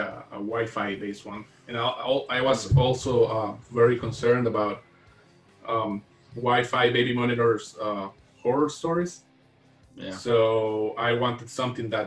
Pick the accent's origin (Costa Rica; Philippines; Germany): Costa Rica; I'm Costa Rican. I'm still here. Like I'm not in the U.S. or anything. So no. I'm sure you knew something was up when you heard my accent